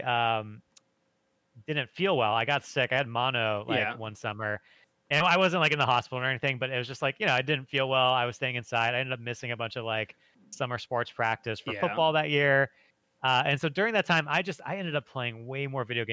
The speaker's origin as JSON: {"language": "English", "region": "Michigan", "country": "United States", "tie": "born or raised there", "moved": "as an adult", "lives_now": "Los Angeles, United States", "said": "So I grew up in Michigan"}